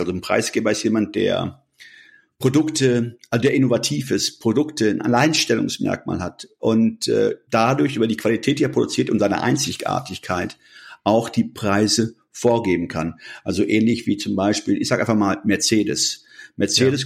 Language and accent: German; Germany; wir als Deutsche